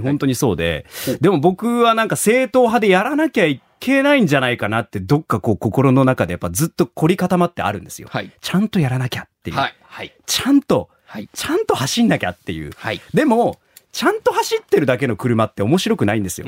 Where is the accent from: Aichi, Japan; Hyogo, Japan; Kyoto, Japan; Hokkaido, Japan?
Aichi, Japan; Nagoya; now in Fukuoka, Japan; 僕、名古屋出身なんですけど